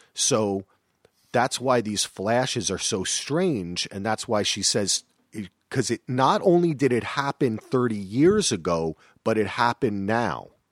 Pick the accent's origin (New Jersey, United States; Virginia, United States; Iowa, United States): New Jersey, United States; I'm from Jersey